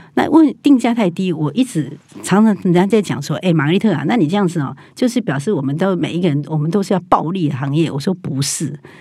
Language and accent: Chinese; Taiwan; 我们台湾人